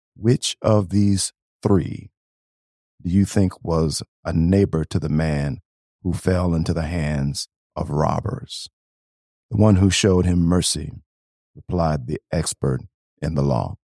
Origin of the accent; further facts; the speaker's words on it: Beloit, Wisconsin, United States; moved away as an adult; also born or lived in Nashville, Tennessee; now in Saint Paul, United States; I actually grew up in a place called Beloit, Wisconsin